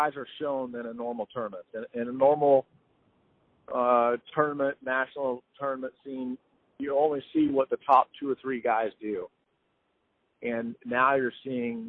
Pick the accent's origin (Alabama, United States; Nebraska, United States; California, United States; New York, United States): California, United States; Redlands; grew up in Southern California, Redlands, where I grew up